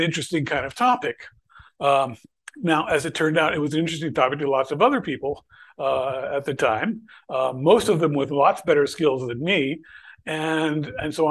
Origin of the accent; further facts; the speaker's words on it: Bethlehem, Pennsylvania, United States; I'd actually worked for a little while for Bethlehem Steel Corporation, which was in my hometown